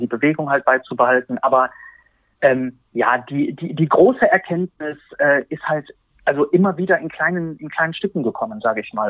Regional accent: Berlin, Germany; ich bin ähm, 43 Jahre alt, bin aus Berlin

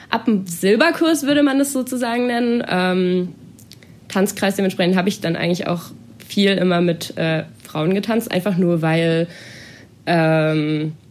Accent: Baden-Württemberg, Germany; Genau, ich komme aus Baden-Württemberg, äh

